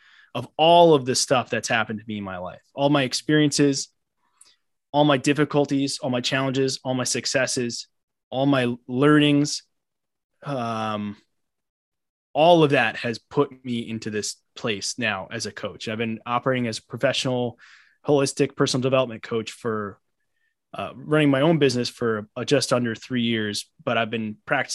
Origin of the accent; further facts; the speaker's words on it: Long Island, New York, United States; also born or lived in Brooklyn, New York; I'm born and raised in New York. I currently live in Brooklyn. I grew up on Long Island.